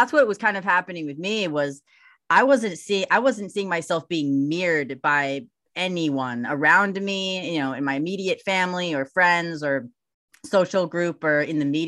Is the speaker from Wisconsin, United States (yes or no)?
yes; Milwaukee, Wisconsin, United States; I grew up in Milwaukee, Wisconsin